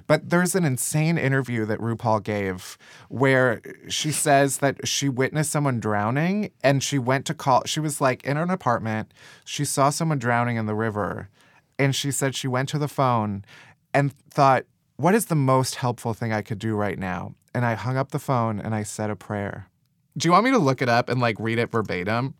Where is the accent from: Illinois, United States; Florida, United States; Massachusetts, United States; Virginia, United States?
Illinois, United States; Chicago; now in New York, United States; I'm from Chicago and I was home in Chicago